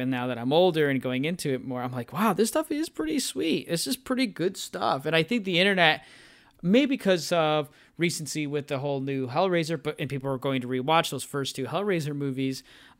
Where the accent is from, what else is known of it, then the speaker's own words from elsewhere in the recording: Northern Illinois, United States; growing up in the Northern Illinois area.